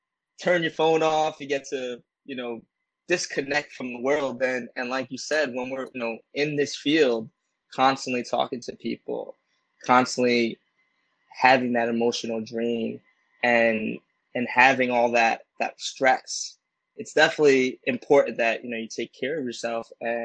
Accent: Puerto Rico; I had a beautiful trip in mid-June to my home country, Puerto Rico.

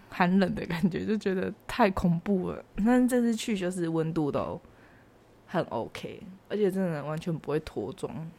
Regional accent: Taiwan; 我们台湾这边

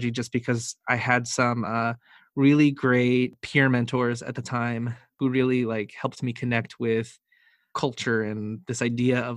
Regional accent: Philippines; Being Filipino for me growing up was a never ending feeling of never being good enough.

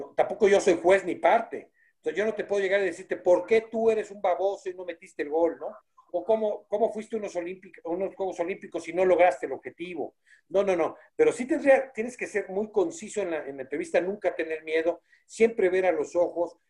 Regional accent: Mexico; como mexicano

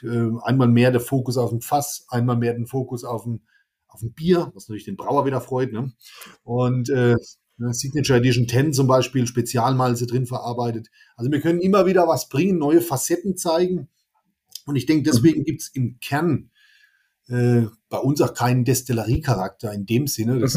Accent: Amorbach, Bavaria, Germany; zu meinem Heimatort Ammerbach

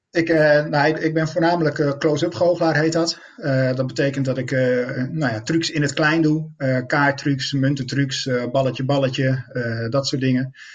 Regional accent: Netherlands; als Nederlander

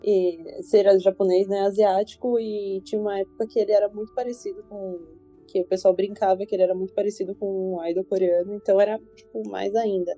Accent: Brazil; eu era a única brasileira

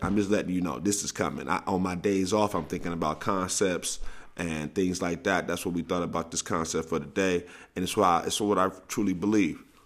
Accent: St. Louis, Missouri, United States; I'm from Saint Louis, where the nicknames come readily

